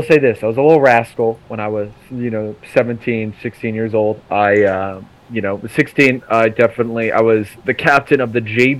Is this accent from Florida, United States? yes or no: no; Hillsborough, North Carolina, United States; also born or lived in Israel; I've literally grown up in, you know, Durham, North Carolina, all my life. Or not even Durham, Hillsboro, which is a tiny fucking town right next door.